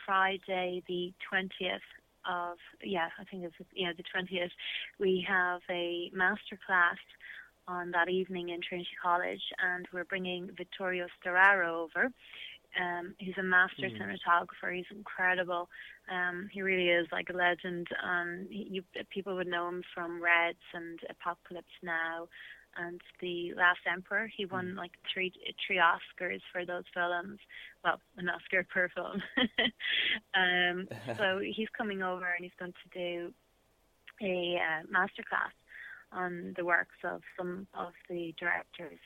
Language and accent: English; Ireland; I'm Irish